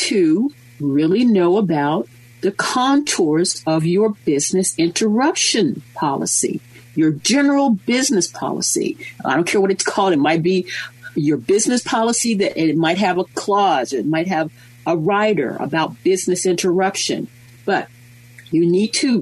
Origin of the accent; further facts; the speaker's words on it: United States; we being American lawyers, we being American insurance policyholders